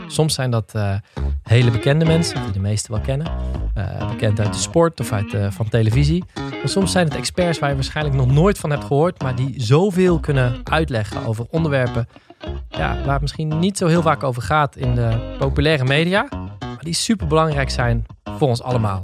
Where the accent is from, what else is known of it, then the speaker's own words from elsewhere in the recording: Roosendaal, North Brabant, Netherlands; We zijn allebei geboren en getogen in Roosendaal.